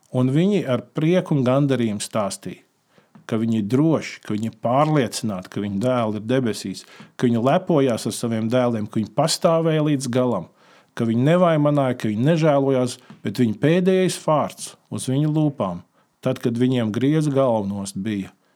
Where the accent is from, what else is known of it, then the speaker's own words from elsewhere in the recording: Latvia; mēs no Latvijas esam mazi